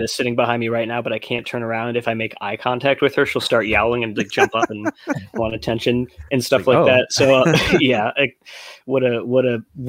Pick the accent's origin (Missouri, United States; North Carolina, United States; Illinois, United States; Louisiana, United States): Illinois, United States; Chicago; I'm from Chicago